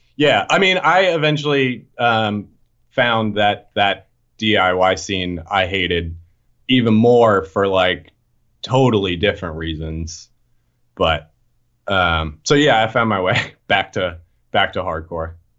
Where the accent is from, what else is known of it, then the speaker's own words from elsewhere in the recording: right outside of Boston, Massachusetts, United States; moved away as an adult; now in Philadelphia, United States; I grew up right outside of Boston, and then I moved here when I was nineteen to go to Drexel